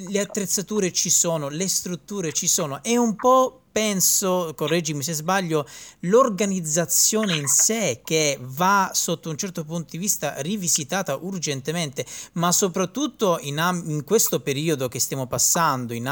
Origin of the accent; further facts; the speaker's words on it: Calabria, Italy; perché in quanto calabrese è il minimo che mi possa riguardare anche da vicino.